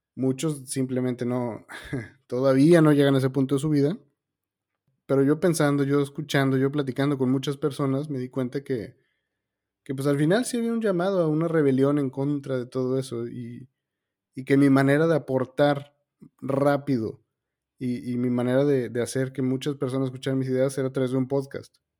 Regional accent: Mexico; also born or lived in Argentina; yo soy mexicano, ah, todo mi trabajo está en México, pero actualmente estoy en Argentina

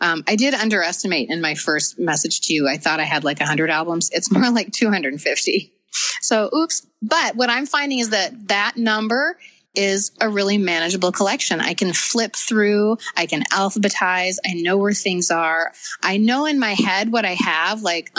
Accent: Minnesota, United States; I'm from Minnesota

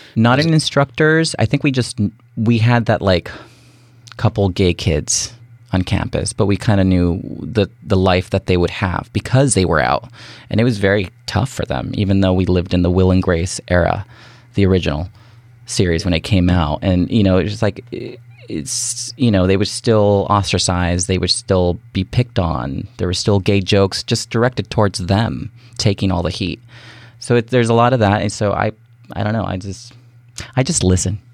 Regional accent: Washington, United States; my mom is Salvadorian and my dad was Mexican. So we're Central American and I was born here

